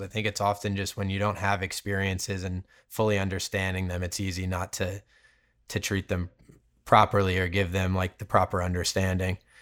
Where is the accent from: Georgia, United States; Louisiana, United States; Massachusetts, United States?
Massachusetts, United States; Cape Cod; now in California, United States; I grew up on Cape Cod in Massachusetts